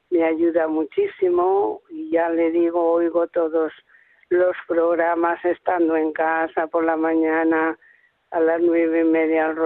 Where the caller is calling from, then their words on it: Spain; soy una seguidora de Radio María desde hace 18 años, poquito hacía que se había inaugurado la emisora en, aquí en España